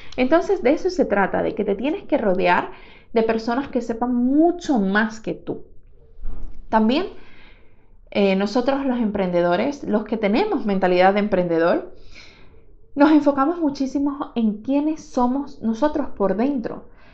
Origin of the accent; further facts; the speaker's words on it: Venezuela; moved away; cuando trabajaba en mi país, en Venezuela